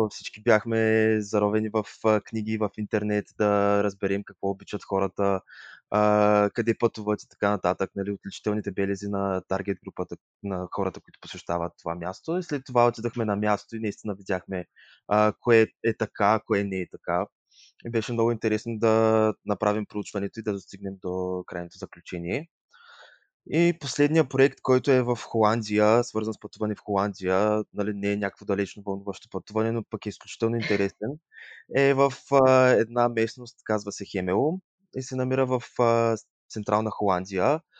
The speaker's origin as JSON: {"language": "Bulgarian", "town": "Yambol", "region": "Yambol Province", "country": "Bulgaria", "also_born_or_lived": "Leeuwarden, Netherlands", "moved": "yes", "lives_now": "Sofia, Bulgaria", "said": "Другия месец ще направя 24 от град Ямбол. В момента се намирам в град София"}